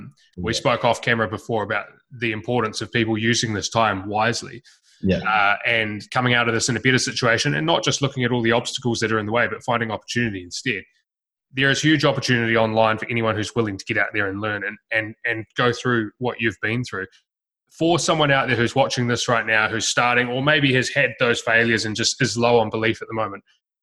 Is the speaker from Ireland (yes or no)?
no; New Zealand; moved away as an adult; also born or lived in Melbourne; when I was 18, I moved from New Zealand to Melbourne and I went and knocked doors for a year and sold bits of cardboard door to door in every suburb in Melbourne.